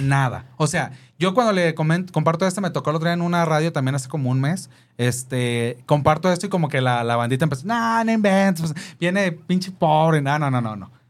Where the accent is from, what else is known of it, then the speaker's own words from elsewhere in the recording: Mexico; Nací en, el, en la colonia Cuauhtémoc